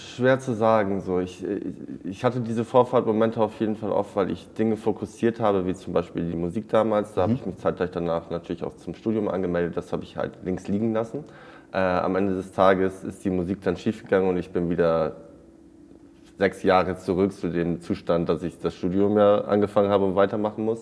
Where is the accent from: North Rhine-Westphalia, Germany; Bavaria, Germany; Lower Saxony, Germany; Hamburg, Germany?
Lower Saxony, Germany; East Frisia; ich bin auf dem Bauernhof in Ostfriesland groß geworden